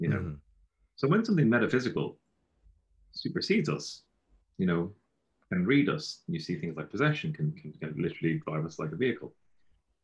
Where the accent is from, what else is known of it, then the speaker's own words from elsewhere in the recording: Galway, Connacht, Ireland; I'm from Galway, and that's our throwaway phrase. At least it was when I grew up